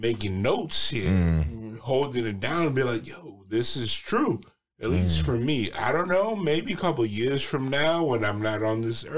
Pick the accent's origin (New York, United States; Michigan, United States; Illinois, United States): New York, United States; New York City; I grew up in a small neighborhood in Brooklyn called Sunset Park